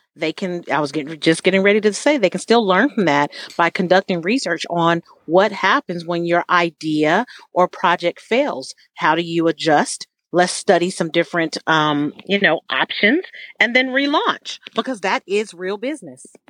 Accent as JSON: {"language": "English", "town": "San Diego", "region": "California", "country": "United States", "said": "I'm from California, but I'm from San Diego"}